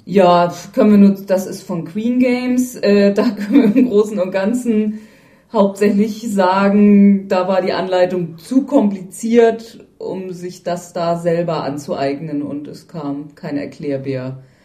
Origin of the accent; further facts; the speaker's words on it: Northern Germany, Germany; als Norddeutscher